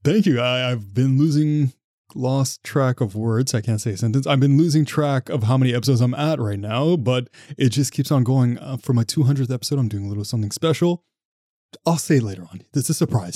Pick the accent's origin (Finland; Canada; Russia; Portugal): Canada; Ottawa, Ontario; I'm from Ottawa.